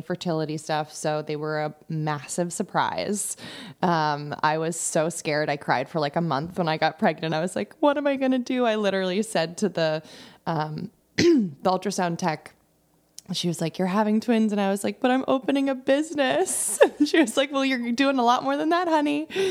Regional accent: Darien, Connecticut, United States; also born or lived in London / Norwalk; I grew up in Darien, so I grew up in the area.

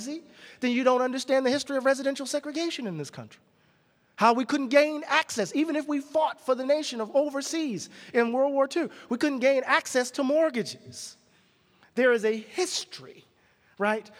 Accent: the South, United States; I'm from the South

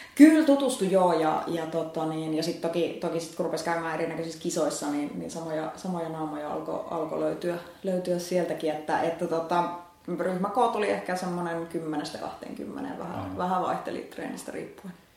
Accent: Finland; moved away as an adult; also born or lived in Helsinki; mä olin pitkään, maaseudulta kotoisin

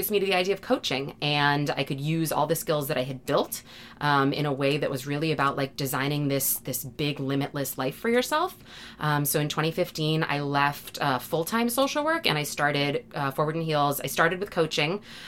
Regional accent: Massachusetts, United States; I'm from Massachusetts

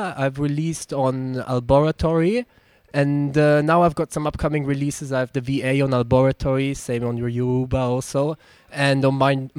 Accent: Germany; English is a second language; moved away; Yeah, no, I'm actually from Germany, but my dad's Bulgarian

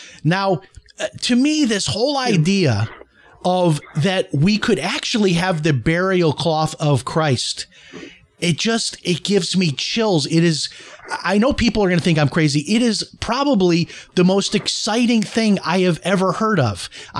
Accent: Chicago, Illinois, United States; Now, I'm trying to remember this, but I think when I was a child growing up in Chicago, that there was a time where you could go

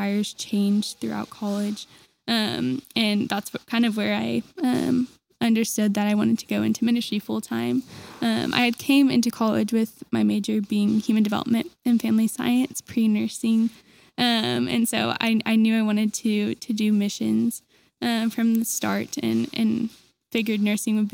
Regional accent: Enid, Oklahoma, United States; I grew up in Enid, Oklahoma with my two younger siblings

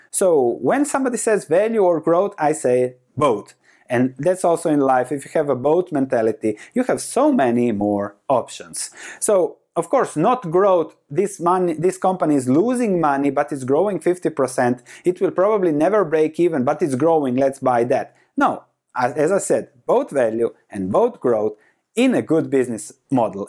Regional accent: Croatia; moved away as an adult; I come from Croatia, lived the first 30 years in Croatia

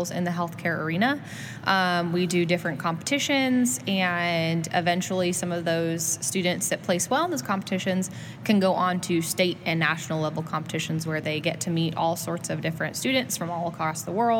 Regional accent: Southern California, United States; moved away as an adult; also born or lived in Eastern Washington / Auburn, Alabama; I grew up in California. I did most of my school down there in Southern California, right by Disneyland.

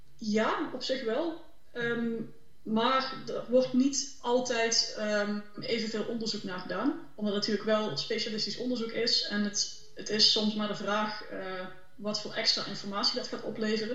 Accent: Limburg, Netherlands; ik zelf ook uit Limburg kom

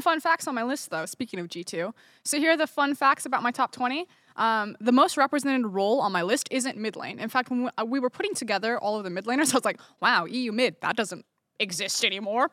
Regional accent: United States; I'm American

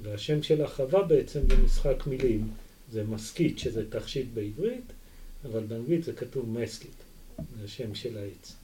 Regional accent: Israel; also born or lived in Kibbutz Yagur / Arava; נולדתי בקיבוץ, אבל גדלתי את רוב חיי במושב, ועבדתי בערבה בתור ילד

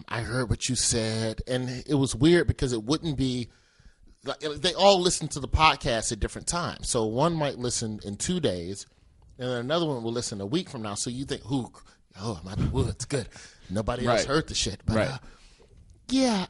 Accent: the South, United States; I'm from the South

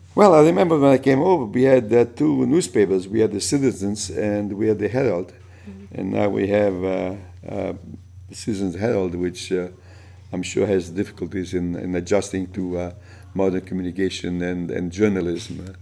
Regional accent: Italy; English is a second language; moved away; also born or lived in New York / Boston; when I came from Italy

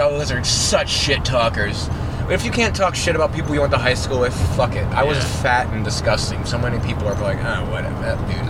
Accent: East Stroudsburg, Pennsylvania, United States; we're a band from East Strasburg. Both of us are from East Strasburg.

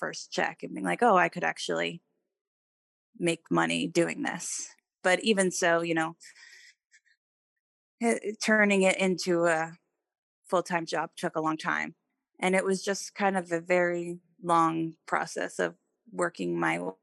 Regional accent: New York City, New York, United States; I grew up in New York City

